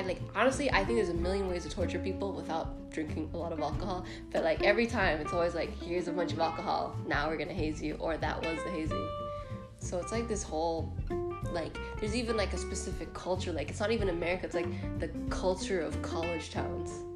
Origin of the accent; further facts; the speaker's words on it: United States; also born or lived in Dominican Republic; I'm Dominican American